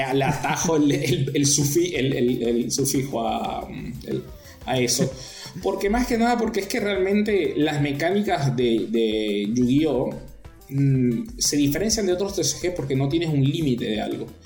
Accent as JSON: {"language": "Spanish", "country": "Venezuela", "moved": "as an adult", "lives_now": "La Plata, Argentina"}